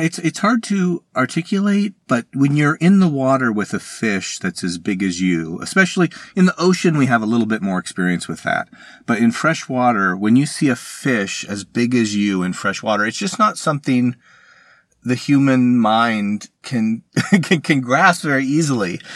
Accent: Arizona, United States; I am from Arizona, and you might not think, you know, I, I, I've ended up spending my career studying the world's largest freshwater fish, but I grew up in Arizona

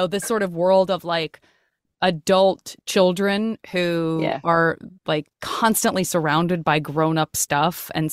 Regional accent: Tucson, Arizona, United States; I grew up in Tucson, Arizona

